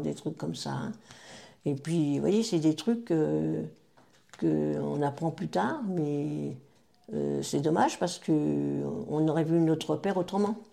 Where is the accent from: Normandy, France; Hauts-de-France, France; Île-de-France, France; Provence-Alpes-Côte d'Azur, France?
Île-de-France, France; Taverny; je suis née euh, à Taverny, donc, en 1941